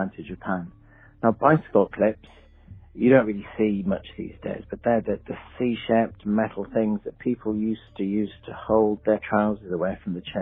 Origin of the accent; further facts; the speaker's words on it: England, United Kingdom; I'm from England